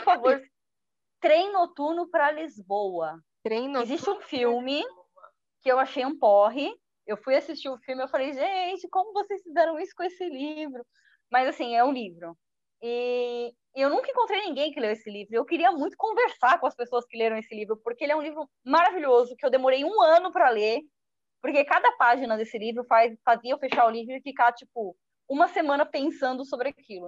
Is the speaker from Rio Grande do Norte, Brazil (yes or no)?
no; São Vicente, São Paulo, Brazil; also born or lived in Santos; Eu nasci, eu nasci em Santos, mas só por acaso, só porque o hospital era em Santos, mas eu passei minha vida toda em São Vicente.